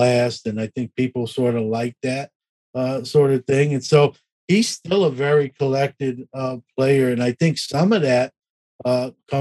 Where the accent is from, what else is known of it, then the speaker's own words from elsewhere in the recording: New York City, New York, United States; I'm a New York City kid, so I'm growing up in Brooklyn, New York.